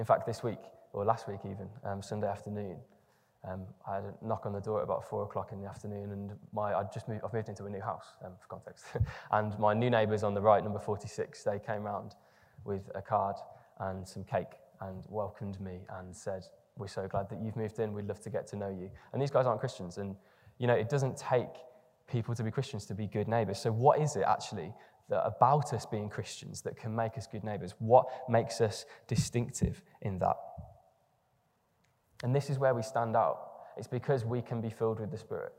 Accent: England, United Kingdom; if you're English in the room, I am as well

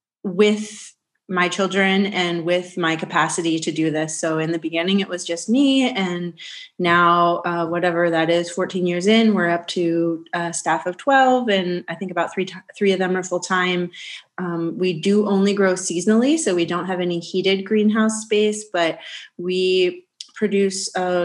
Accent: Carlisle, Pennsylvania, United States; And so I'm from Central PA. And so we moved back here to Carlisle, home to my roots, which is how we got our name.

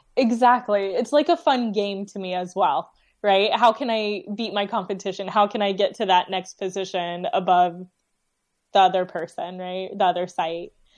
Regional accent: Dayton, Ohio, United States; my hometown, um, in Dayton, Ohio

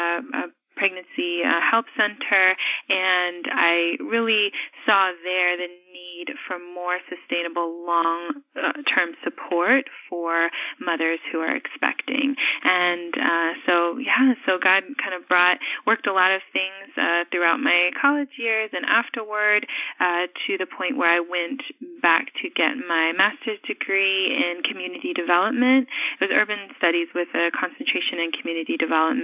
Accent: New York City, New York, United States; I was born in New York City and specifically the Bronx

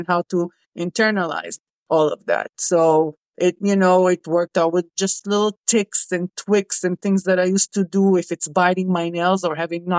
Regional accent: Israel; I grew up in Israel, and serving is mandatory for us

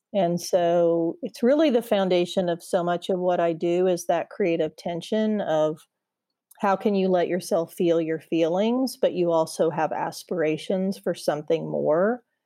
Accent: Indiana, United States; moved away as an adult; now in Charlotte, United States; So, I'm a Midwestern girl. I grew up in Indiana, and I have lived a lotta places in my adult life, but I moved here a couple years ago

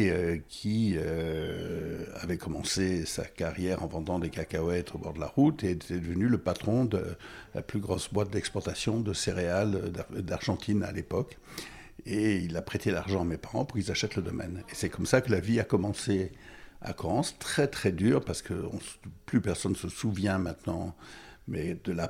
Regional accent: Goma, North Kivu, DR Congo; also born or lived in Burundi / Bukavu / Rwanda; Je suis né euh, au Burundi, mais en fait euh, en, 1951, 51, et mes parents euh, habitaient entre le, entre le Kivu et le Rwanda, là où il y a la guerre maintenant. J'ai été élevé à Goma, Bukavu, et euh, au Rwanda.

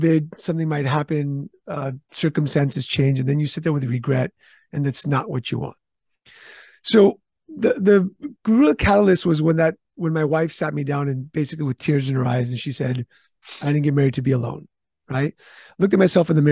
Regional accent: Istanbul, Turkey; also born or lived in California; now in San Diego, United States; I was born in Istanbul, Turkey.

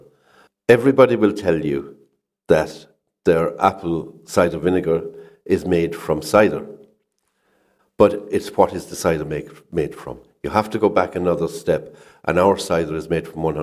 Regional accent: Charleville, Munster, Ireland; I was born and bred in Charleville, about 10 miles away

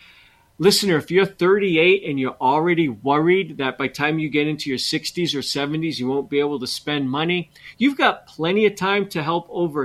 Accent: Montrose, Colorado, United States; And I grew up in Montrose.

